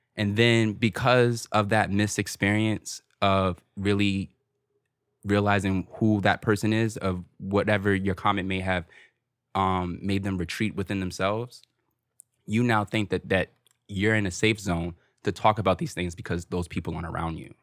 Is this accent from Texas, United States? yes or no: no; Newark, New Jersey, United States; growing up in Newark